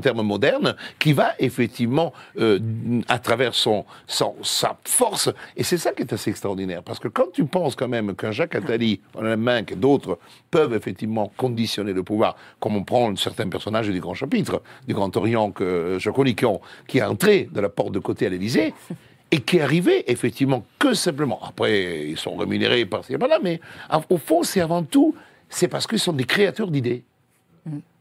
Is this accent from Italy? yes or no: yes; Italy; French is a second language; now in Paris, France; je suis italien